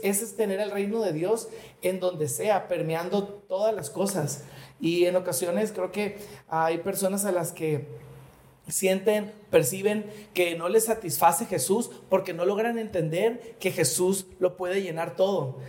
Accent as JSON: {"language": "Spanish", "country": "Mexico", "said": "los mexicanos"}